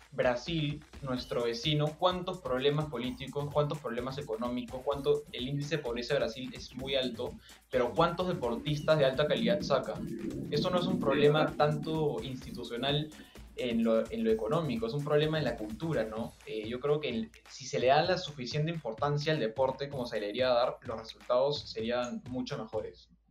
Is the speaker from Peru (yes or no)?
yes; Peru